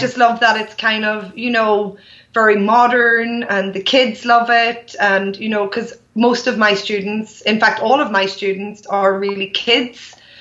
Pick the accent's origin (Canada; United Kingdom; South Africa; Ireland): Ireland; I have a dance studio in my hometown.